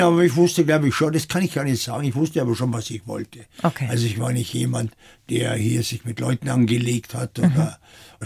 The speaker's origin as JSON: {"language": "German", "town": "Kirchenthumbach", "region": "Bavaria", "country": "Germany", "tie": "born or raised there", "also_born_or_lived": "France / Tokyo", "moved": "yes", "lives_now": "Munich, Germany", "said": "Geboren bin ich auf dem Land in der Oberpfalz, aber geprägt haben mich viel mehr die Jahre in Frankreich"}